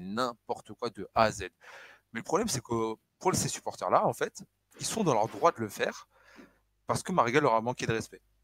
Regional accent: Northern Portugal, Portugal; je suis du Nord

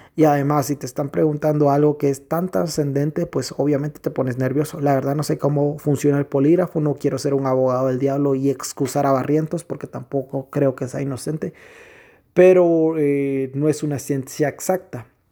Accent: Guatemala; en mi país, en nuestro país, Guatemala

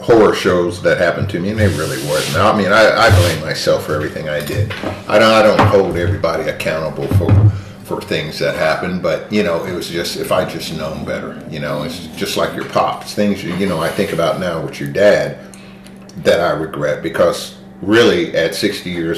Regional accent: Radcliff, Kentucky, United States; moved away as an adult; growing up in the Valley and then leaving the Valley and going into the military

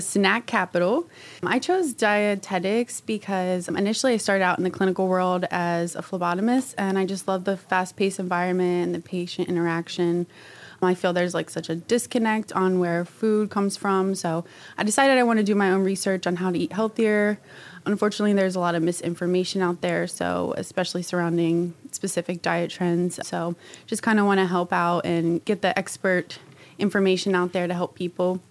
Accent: Hanover, Pennsylvania, United States; moved away as an adult; now in Lima, United States; my hometown of Hanover

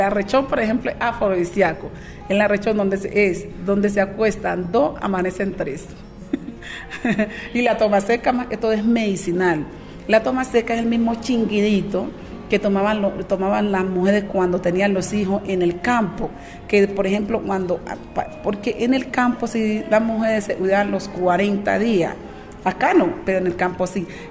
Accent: Guapi, Cauca, Colombia; moved away; oler el biche, es como estuviera en mi tierra

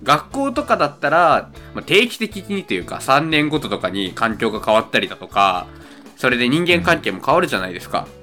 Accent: Saitama, Japan; 僕、埼玉県人なので

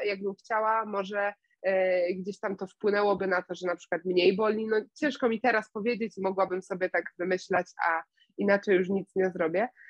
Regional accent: Września, Greater Poland, Poland; ja jestem z Wrześni, niedaleko Poznania

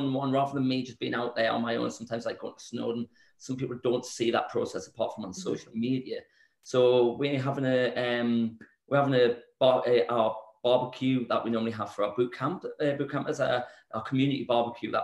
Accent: Newcastle upon Tyne, North East England, United Kingdom; moved away; back in my hometown in Newcastle

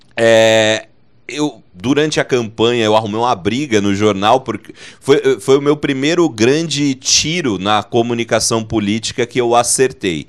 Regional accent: Dracena, São Paulo, Brazil; eu sou de Dracena, né, no interior de São Paulo

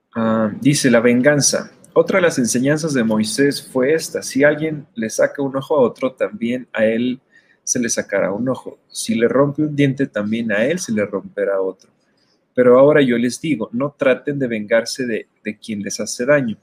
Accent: Mexico; como mexicanos

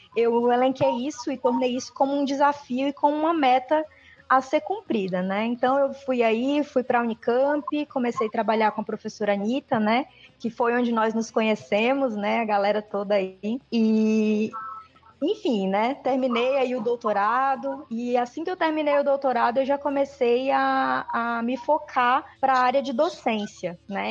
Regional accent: Ceará, Brazil; also born or lived in Teresina, Piauí; eu cresci no Ceará, né? Eu sou natural do Piauí, de Teresina, mas eu cresci no Ceará, né? Fui para lá muito pequena

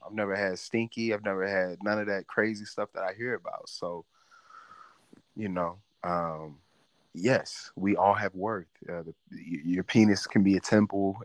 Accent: St. Louis, Missouri, United States; I'm from St. Louis

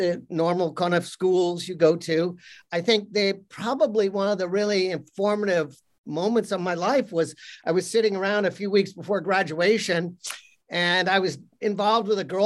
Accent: outside New York, United States; I grew up outside New York

